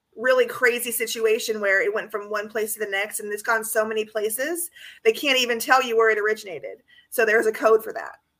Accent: California, United States; That's my home state

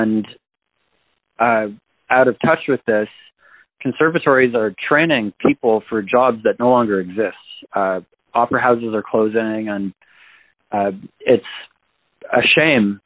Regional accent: Toronto, Ontario, Canada; also born or lived in Los Angeles / California; now in New York City, United States; I was born and raised in Toronto, Canada

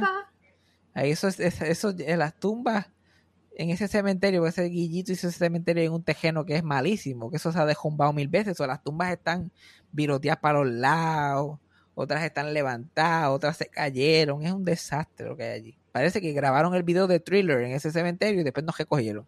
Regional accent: Mayagüez, Puerto Rico; moved away; yo nací, y me crié en Mayagüe

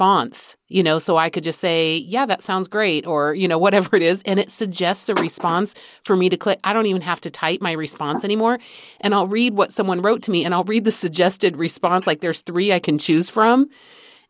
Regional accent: Madrid, Community of Madrid, Spain; moved away; I grew up in Madrid

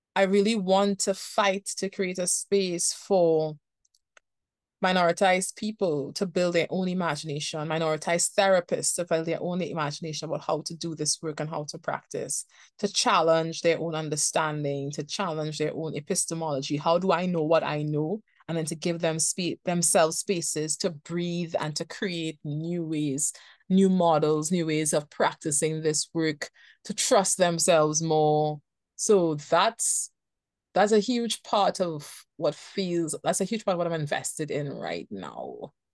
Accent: Trinidad & Tobago; I am from Trinidad and Tobago and I live in Trinidad and Tobago

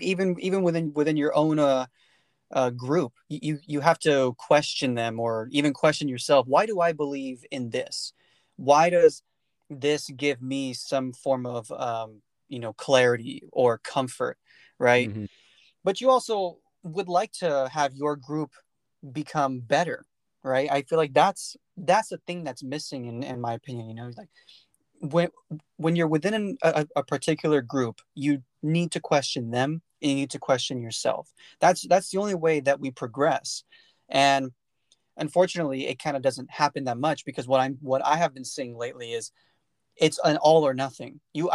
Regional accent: California, United States; I grew up in the Central Valley of California, where the Aggie portion of California is, right? And that area is very small town, very close-knit, right?

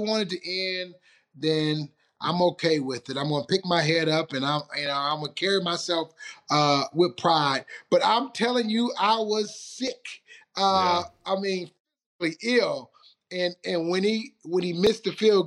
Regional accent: Detroit, Michigan, United States; moved away; in Detroit, my hometown

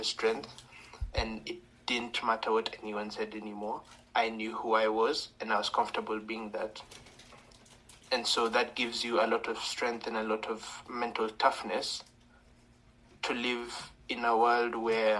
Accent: Kenya; I am from Kenya.

